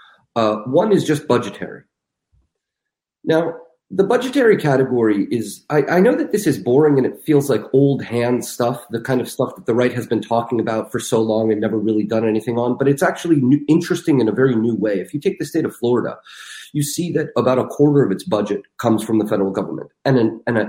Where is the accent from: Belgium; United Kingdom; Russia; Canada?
Russia; moved away; I'm from Russia. I was born in Russia.